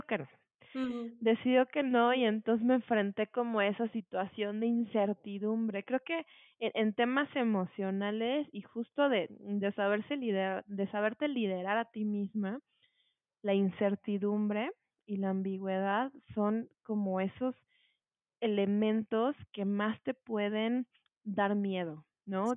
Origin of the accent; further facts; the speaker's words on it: Morelos, Mexico; moved away as an adult; now in Mexico City, Mexico; yo nací aquí en la Ciudad de México y desde muy chiquita, eh, pues me llevaron a vivir a Morelos. Estuve allá desde los tres años y por allá estudié pues bueno, pasé allá toda mi infancia, mi adolescencia